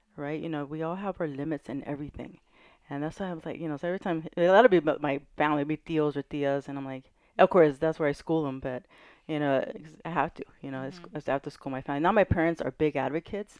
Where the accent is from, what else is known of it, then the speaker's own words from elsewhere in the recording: Carson, California, United States; now in San Pedro, United States; I grew up in Carson.